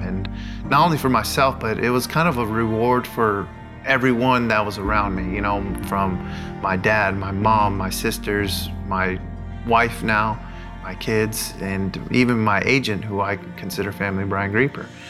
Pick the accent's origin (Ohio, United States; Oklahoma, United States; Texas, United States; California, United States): California, United States; La Mirada; I'm from La Mirada, California. I grew up there 18 years of my life until went to college